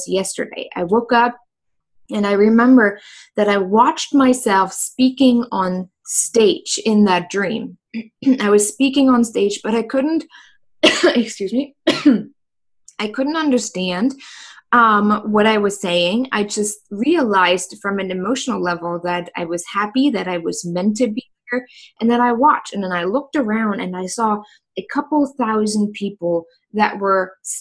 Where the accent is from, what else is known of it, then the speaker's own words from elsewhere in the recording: Germany; moved away as an adult; now in United States; I was born in Germany. So for those who didn't know, I'm originally from Germany